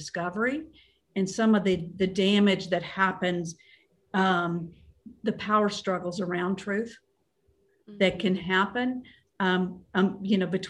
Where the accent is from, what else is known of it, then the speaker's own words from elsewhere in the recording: Kentucky, United States; my home state of Kentucky